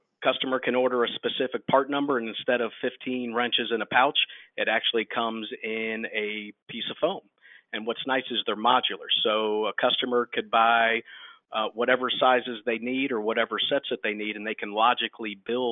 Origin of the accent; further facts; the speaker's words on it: Georgia, United States; I'm from Georgia